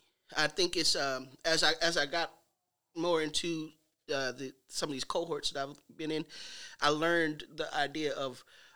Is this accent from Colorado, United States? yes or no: no; St. Louis, Missouri, United States; I'm from St. Louis.